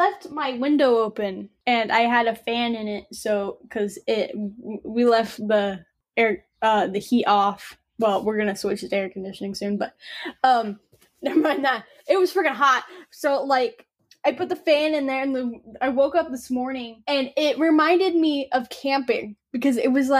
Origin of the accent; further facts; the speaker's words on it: Illinois, United States; we're from Illinois